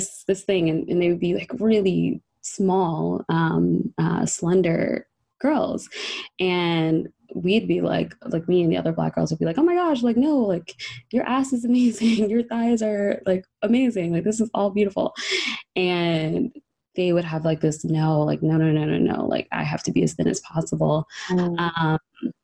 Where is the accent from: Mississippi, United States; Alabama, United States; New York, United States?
New York, United States; New York City; also born or lived in Long Island; In New York. So I'm originally from Harlem.